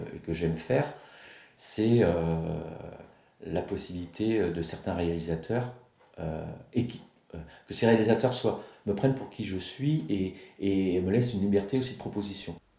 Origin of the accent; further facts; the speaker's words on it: Saint-Malo, Brittany, France; je suis de Saint-Malo, moi.